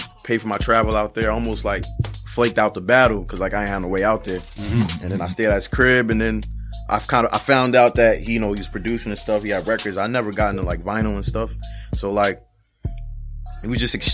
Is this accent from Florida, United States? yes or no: no; New York, United States; from New York